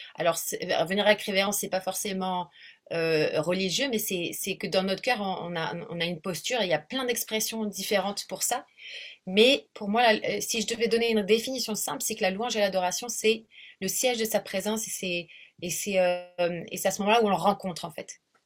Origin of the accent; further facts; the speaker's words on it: south of France, France; moved away as an adult; also born or lived in South Africa; now in Réunion, France; je suis donc du sud de la France à l'origine. Ça fait à peu près 16 ans que j'habite ici